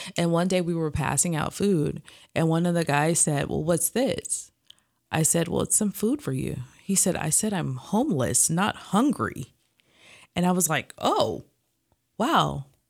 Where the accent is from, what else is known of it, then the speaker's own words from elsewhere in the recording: Los Angeles, California, United States; we lived in L A at the time. Um, I'm actually from Watts